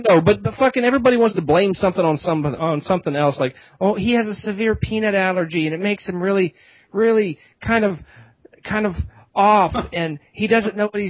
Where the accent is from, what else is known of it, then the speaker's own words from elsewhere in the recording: Pennsylvania, United States; Well, not my home, that's my home state.